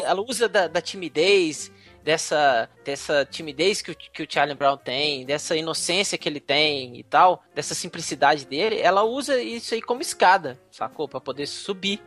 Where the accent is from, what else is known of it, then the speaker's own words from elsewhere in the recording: Juiz de Fora, Minas Gerais, Brazil; me lembra da minha infância em Juiz de Fora